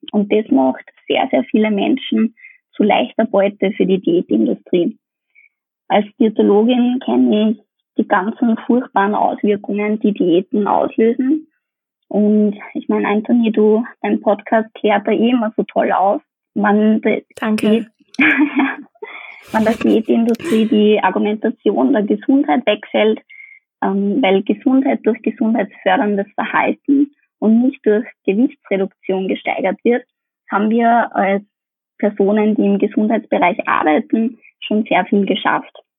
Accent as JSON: {"language": "German", "country": "Austria", "said": "bei uns in Österreich"}